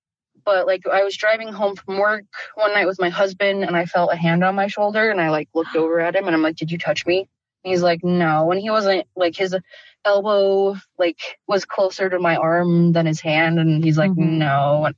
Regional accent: Idaho, United States; also born or lived in Utah; now in Minnesota, United States; I live in Minnesota, but I'm from Idaho and Utah.

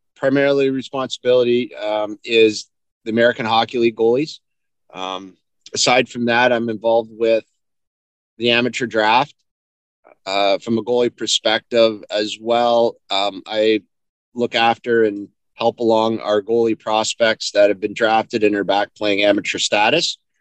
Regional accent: Sault Ste. Marie, Ontario, Canada; also born or lived in London, Ontario; I grew up in, actually, Sault Ste. Marie. I was born in London, but raised in the Sioux

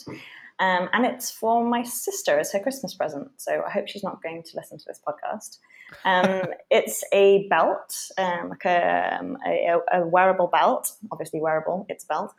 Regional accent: United Kingdom; moved away as an adult; also born or lived in London; now in Berlin, Germany; I am British

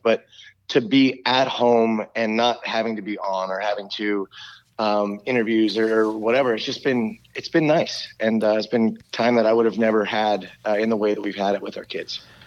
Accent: Maryland, United States; I'm from Maryland.

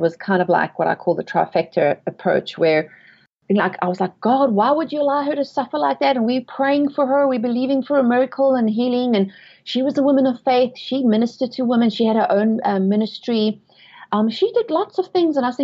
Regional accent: South Africa; moved away as an adult; also born or lived in England; now in United States; I was born and raised in South Africa, and I've lived in England, but I have been in the USA for 12 years now.

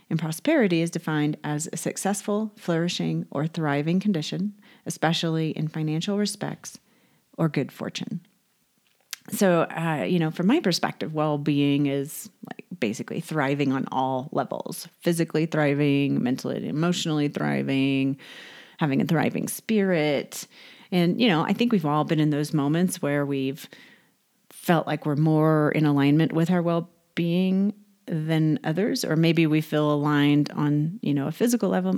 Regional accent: Houston, Texas, United States; moved away; also born or lived in Northern California; I was raised in Texas, uh, Houston, Galveston area

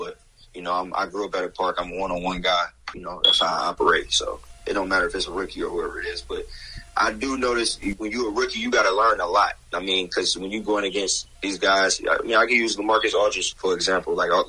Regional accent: Boston, Massachusetts, United States; I came from Boston. It's cold right now. I love the weather out here.

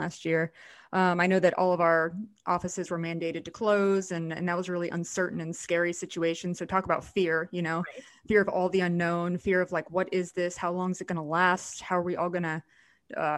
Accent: South Florida, United States; I live in South Florida and I'm born and raised in South Florida.

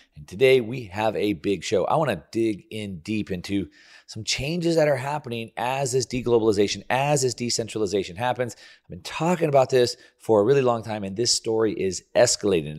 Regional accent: United States; me growing up in the land of the free, I have the Statue of Liberty and American flag tattooed on my body

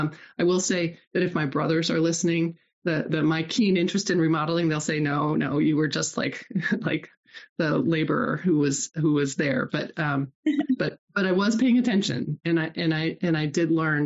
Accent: Nebraska, United States; moved away; also born or lived in Iowa; so I was raised in Nebraska and then moved to Iowa. My family moved about every 4 or 5 years.

